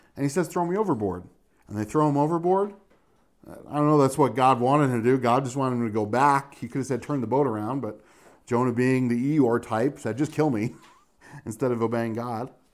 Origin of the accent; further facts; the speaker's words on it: Northeast, United States; moved away; also born or lived in Maryland; we're from the Northeast, and we were used to driving in rain